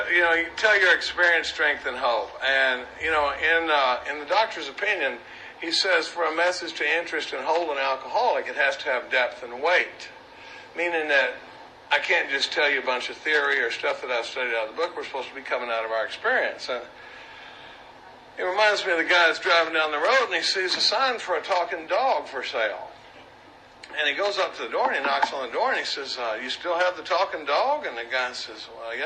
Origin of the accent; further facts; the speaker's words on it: Dallas, Texas, United States; I grew up in Dallas, Texas, during the baby boom.